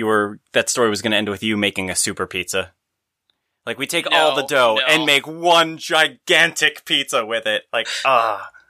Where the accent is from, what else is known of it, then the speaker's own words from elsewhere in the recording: East Coast, United States; I'm from the East Coast.